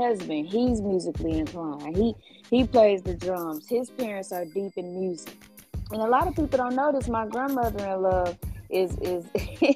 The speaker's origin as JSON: {"language": "English", "town": "Jacksonville", "region": "Arkansas", "country": "United States", "tie": "born or raised there", "also_born_or_lived": "Little Rock, Arkansas", "said": "I was raised most of my life in Jacksonville, Arkansas"}